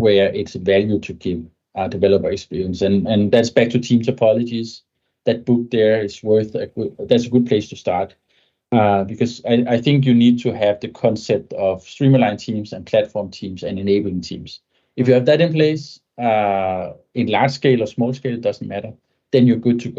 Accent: Denmark; first language Danish; English is a second language; So my native tongue is Danish, but my business language is English.

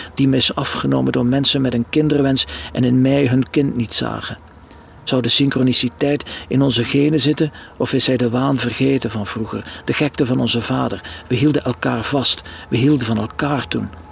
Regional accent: Lichtervelde, Flanders, Belgium; moved away as an adult; also born or lived in Ostend; now in France; Lichtervelde, de streek waar ik geboren ben bij Roeselare.

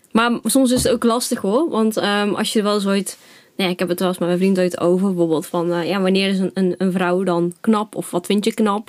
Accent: Nuland, North Brabant, Netherlands; also born or lived in China; now in Zutphen, Netherlands; ik ben opgegroeid in Nuland, een dorpje in Brabant dichtbij Den Bosch

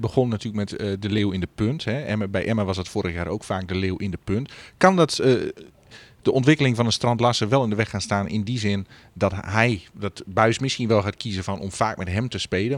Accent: Groningen, Netherlands; wij als Groningers

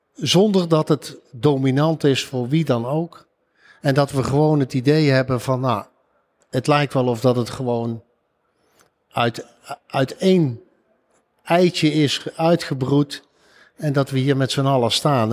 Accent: Eindhoven, North Brabant, Netherlands; Ik kom zelf uit Eindhoven

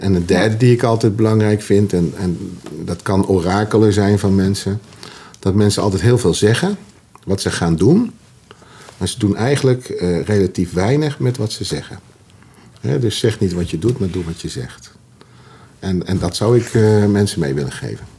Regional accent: Utrecht, Netherlands; accent: plat Utrechts; Ik ben als schoffie opgegroeid, zo, zo, zo simpel is dat. Schoffie in Utrecht.

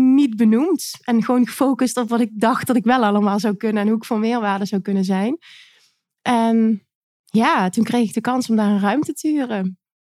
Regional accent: Limburg, Netherlands; Ik kom uit Limburg

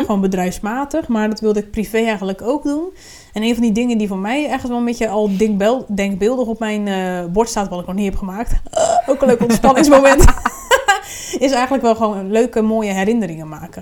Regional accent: Randstad, Netherlands; now in Groningen, Netherlands; ik kom uit Randstad

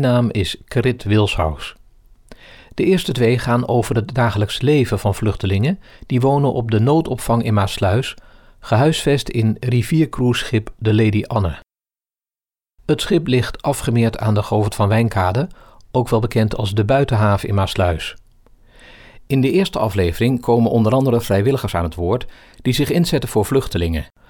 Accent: Syria; Dutch is a second language; moved away as an adult; now in Warmond, Netherlands; ik kom uit Syrië

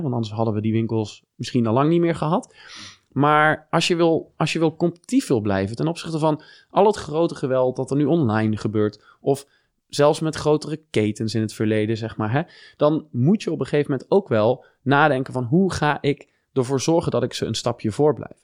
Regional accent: Venlo, Limburg, Netherlands; born or raised there; moved away as an adult; also born or lived in Germany / Eindhoven / Singapore; now in Amsterdam, Netherlands

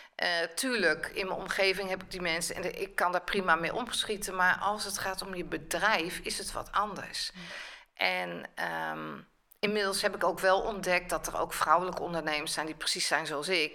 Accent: Rotterdam, South Holland, Netherlands; ik ben een Rotterdammer, Rotterdamse

